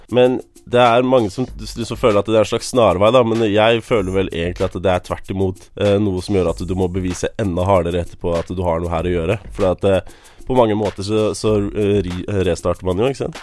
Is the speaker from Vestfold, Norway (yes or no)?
yes; Larvik, Vestfold, Norway; Vi vokste opp i Larvik